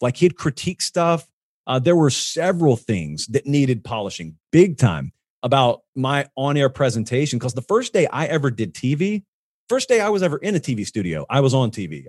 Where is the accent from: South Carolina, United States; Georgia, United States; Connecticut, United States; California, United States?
Georgia, United States; Columbus; moved away; I grew up down in Columbus